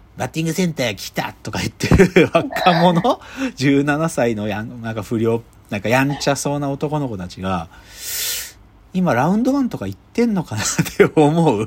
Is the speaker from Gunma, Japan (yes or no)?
yes; Gunma, Japan; moved away; 僕群馬出身だからさ